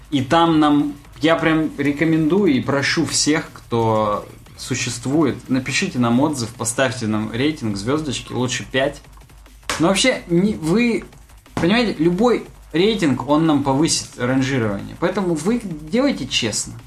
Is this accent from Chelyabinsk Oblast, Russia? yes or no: yes; Chelyabinsk, Chelyabinsk Oblast, Russia; мы из Челябинска